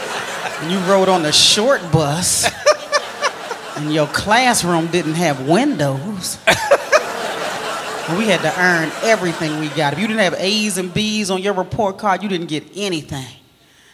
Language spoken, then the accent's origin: English; Maryland, United States; I'm originally from Maryland, right outside of D.C.